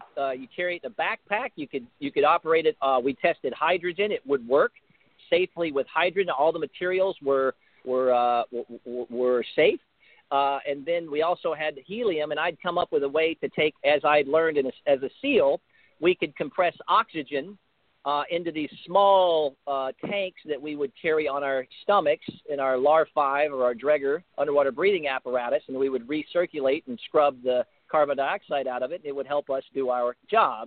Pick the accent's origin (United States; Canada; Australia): United States; I'm an American first, and I love my country.